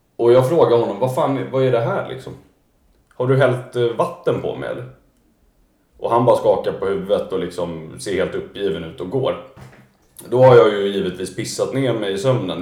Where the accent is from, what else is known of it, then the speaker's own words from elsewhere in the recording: Stockholm, Stockholm County, Sweden; jag är ju född då och uppvuxen här i Stockholm, i Vasastan